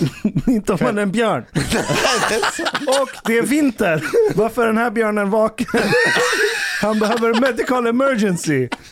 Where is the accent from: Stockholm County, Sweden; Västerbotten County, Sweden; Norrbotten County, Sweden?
Stockholm County, Sweden; Ekerö; jag växte upp på Ekerö